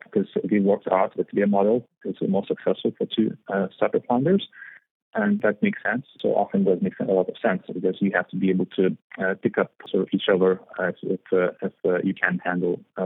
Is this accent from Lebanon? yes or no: no; Vilnius, Vilnius County, Lithuania; moved away as an adult; also born or lived in Spain; now in London, United Kingdom; Capital, mostly, in Vilnius. It's a nice place. It's a bit cold in winters, but it's really nice. So I grew up there